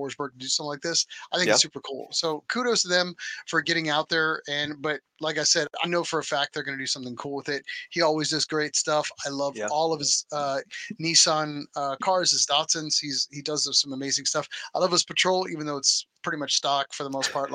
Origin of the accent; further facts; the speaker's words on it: United States; we're just American and that's the way we roll.